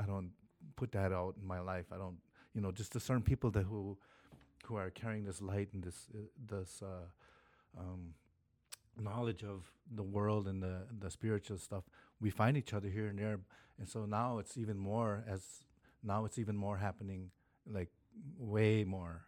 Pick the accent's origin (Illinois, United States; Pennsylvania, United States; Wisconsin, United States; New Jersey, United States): Wisconsin, United States; Oneida Nation; I'm from Oneida Nation, Wisconsin